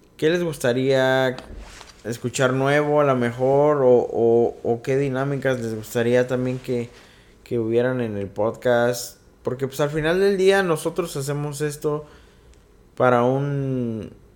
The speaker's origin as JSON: {"language": "Spanish", "region": "Mexico City", "country": "Mexico", "said": "Y yo, yo soy chilango"}